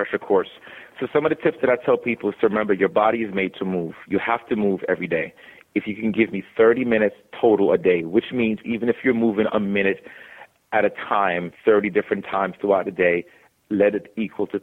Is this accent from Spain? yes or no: no; New York City, New York, United States; growing up in the Bronx